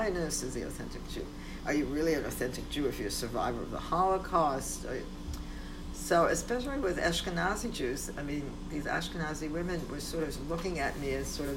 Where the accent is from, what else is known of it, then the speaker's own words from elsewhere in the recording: New York City, New York, United States; first language Polish; English is a second language; also born or lived in Poland / Sweden; I grew up in the Bronx